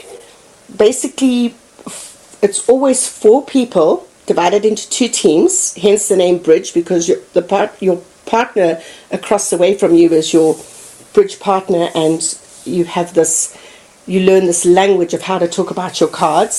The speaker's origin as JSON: {"language": "English", "country": "Zimbabwe", "tie": "born or raised there", "also_born_or_lived": "Botswana", "moved": "as an adult", "lives_now": "Fort Collins, United States", "said": "growing up in Zimbabwe"}